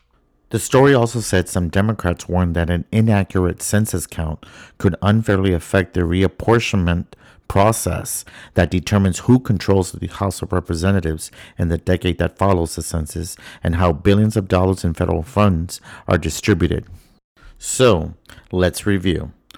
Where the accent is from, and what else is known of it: Texas, United States; also born or lived in Dallas, Texas; now in Washington, D.C., United States